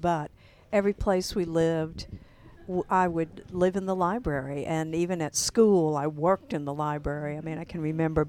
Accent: Spartanburg, South Carolina, United States; now in Auburn, United States; I was raised in Spartanburg.

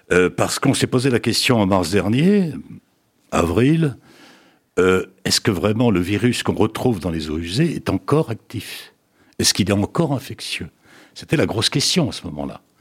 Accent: France; mais chez nous en France, on le fait pas ou peu.

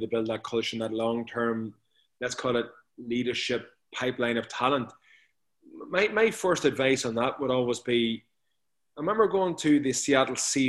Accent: near Newry, Armagh, Northern Ireland, United Kingdom; accent: Northern Ireland brogue; A little place outside Newry.

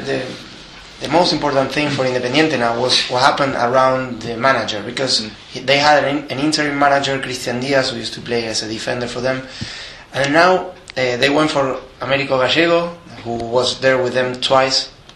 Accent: Avellaneda, Buenos Aires Province, Argentina; I was born in Avellaneda, in a Racing club supporting family.

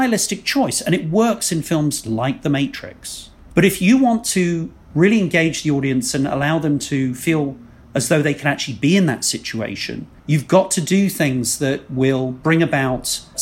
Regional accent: England, United Kingdom; two English guys

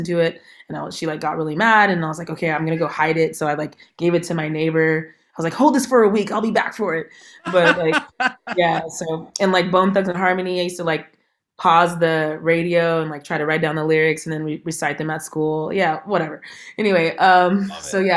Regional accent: San Jose, California, United States; I'm from San Jose, California

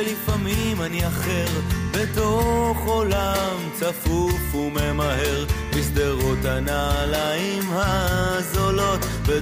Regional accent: Jerusalem, Jerusalem District, Israel; Yochai grew up in Haifa, and I'm from Jerusalem

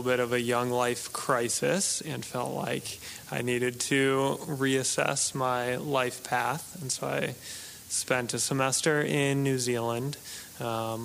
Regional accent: New England, United States; we grew up in New England

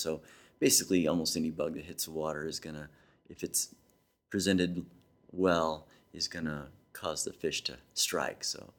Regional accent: Missouri, United States; I'm a believer. I'm from Missouri, the show me state.

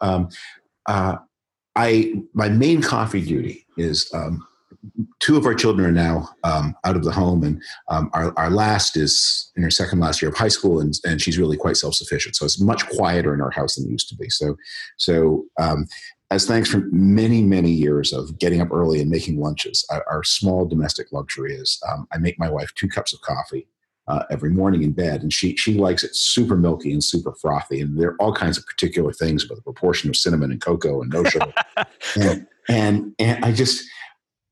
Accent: Toronto, Ontario, Canada; moved away; I was born in Toronto. I went to high school there

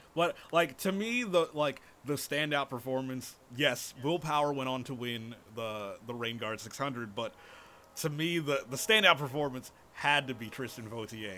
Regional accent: United States; as an American

